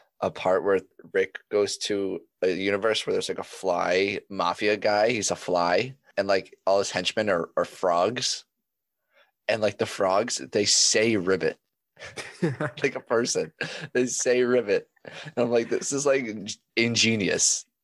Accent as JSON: {"language": "English", "country": "Australia", "said": "As an Australian, I think that's preposterous."}